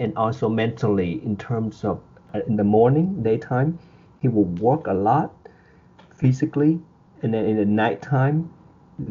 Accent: Ho Chi Minh City, Vietnam; now in United States; I was born in Vietnam, in Saigon, in 1974, in September.

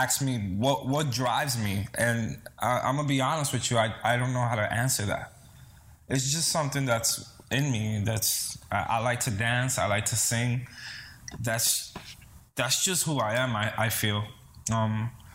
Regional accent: New York City, New York, United States; also born or lived in Dominican Republic; I'm Cuban and Dominican, born and raised in the Bronx. Raised in Dominican Republic till I was about 7 years old.

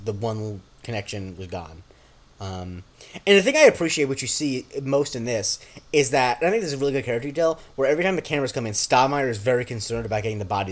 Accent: Florida, United States; my hometown in Florida

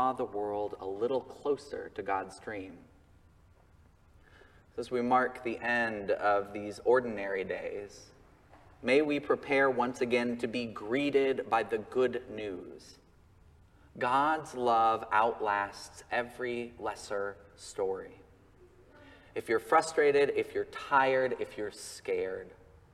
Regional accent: Colorado, United States; my home state of Colorado

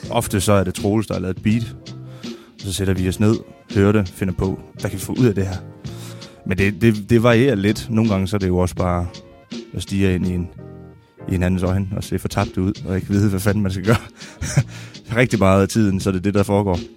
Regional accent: Mols, Central Denmark Region, Denmark; also born or lived in Zealand; Men jeg har boet på Mols det meste af livet

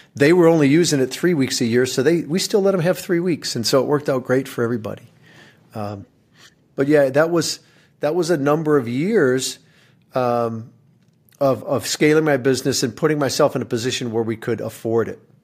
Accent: Michigan, United States; moved away; I, I grew up in Michigan

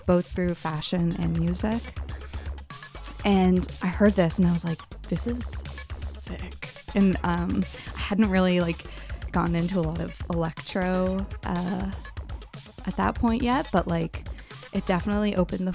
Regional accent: Oakville, Ontario, Canada; I was growing up in Oakville, which is like an hour, like less than an hour away from Toronto.

